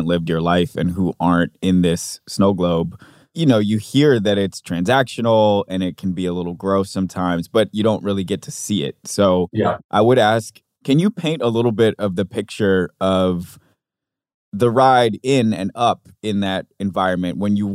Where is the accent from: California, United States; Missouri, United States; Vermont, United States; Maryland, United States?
Maryland, United States; now in New York, United States; I'm from Maryland. I live in New York, and I've never lived in LA.